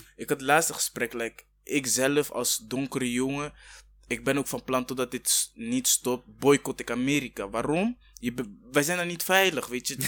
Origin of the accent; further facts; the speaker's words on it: Rwanda; now in Netherlands; ik kom uit Rwanda, weet je, ik ben ook Afrikaan